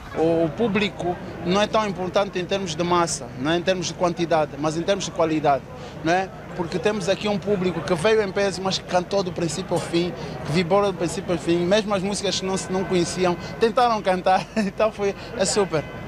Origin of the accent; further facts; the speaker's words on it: Angola; eu sou angolano